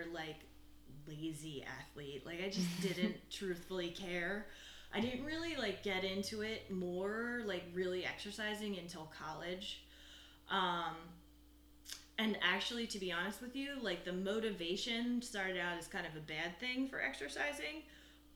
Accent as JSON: {"language": "English", "town": "Eagleville", "region": "Pennsylvania", "country": "United States", "tie": "born or raised there", "said": "I'm from Eagleville, PA. Went to Methacton High School"}